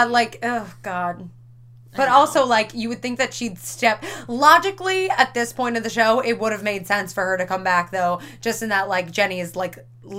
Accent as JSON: {"language": "English", "area": "Long Island", "region": "New York", "country": "United States", "said": "I'm from Long Island"}